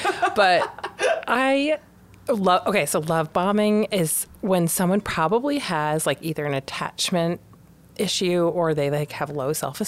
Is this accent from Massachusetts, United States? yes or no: yes; Western Massachusetts, United States; also born or lived in Huntington Beach, California; So I'm from Massachusetts and I live in Boston, but I grew up in Western Massachusetts and split my time in Huntington Beach, California.